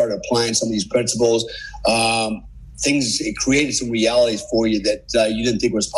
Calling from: Bali, Indonesia; But so I'm calling you from Bali. What a cool place, right? I live here. It's paradise, literally.

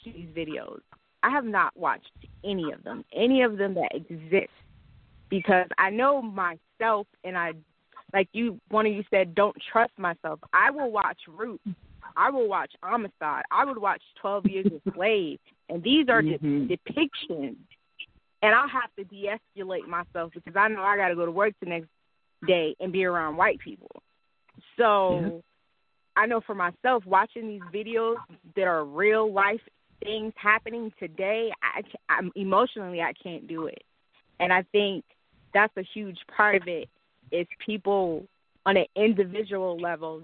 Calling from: Snellville, Georgia, United States; I'm calling from Metro Atlanta, Snowville, to be specific.

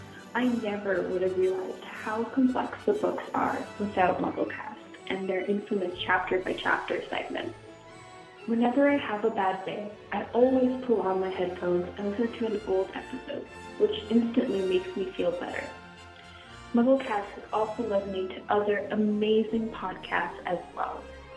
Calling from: British Columbia, Canada; I'm calling from British Columbia, Canada.

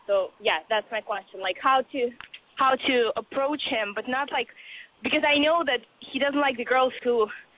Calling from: Boston, Massachusetts, United States; I'm 20, and I'm calling from Boston.

